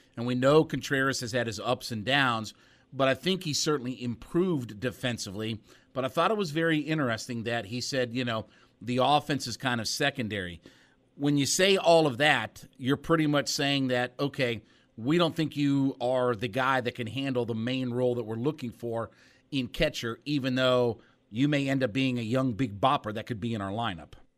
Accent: Northeast Ohio, United States; I grew up in Northeast Ohio.

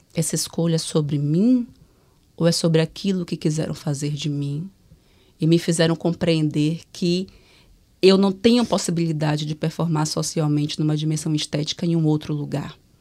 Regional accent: Salvador, Bahia, Brazil; eu venho de Salvador

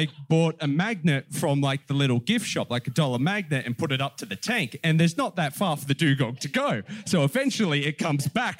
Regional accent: Penrith, New South Wales, Australia; my growing up around Penrith

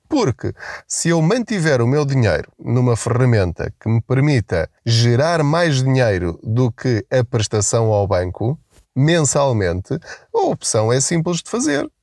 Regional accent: Portugal; nós enquanto portugueses

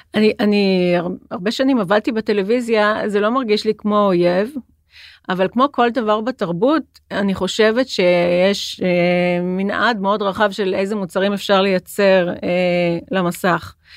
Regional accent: Jerusalem, Jerusalem District, Israel; now in Tel Aviv, Israel; אני ירושלמית, ואני גרה בתל אביב

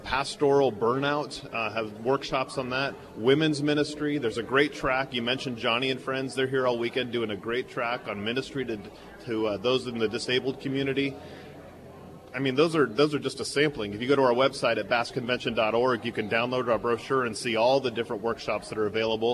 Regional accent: San Francisco Bay Area, California, United States; I grew up here in the Bay Area

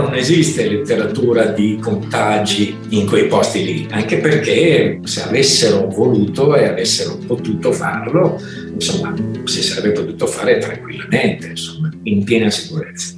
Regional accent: Milan, Lombardy, Italy; sono di Milano

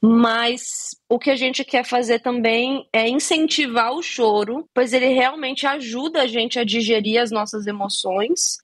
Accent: Brasília, Federal District, Brazil; eu sou de Brasília

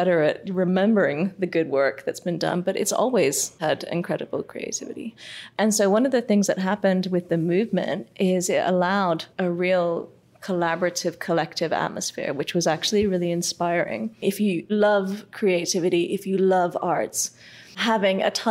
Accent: Hong Kong; I am from Hong Kong, and so I am as Hong Kong as they come

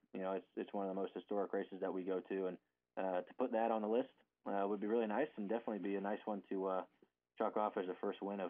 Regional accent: Ohio, United States; Me and my dad, we're both from Ohio.

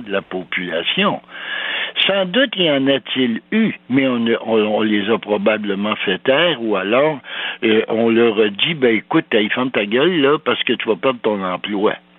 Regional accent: Val-d'Or, Quebec, Canada; Je suis né à Val d'Or, moi, en 39, et puis euh, mon père est venu s'installer là parce que c'était le Klondike

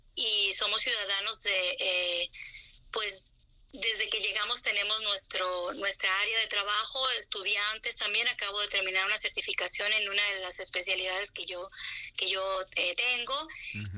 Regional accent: Sonora, Mexico; also born or lived in United States; now in Jerusalem, Israel; yo nací en Sonora.

